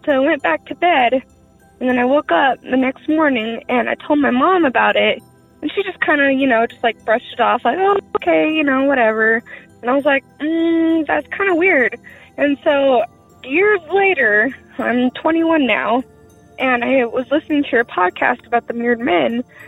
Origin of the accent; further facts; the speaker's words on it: Rock Springs, Wyoming, United States; I'm from Rock Springs, Wyoming, and where this happened.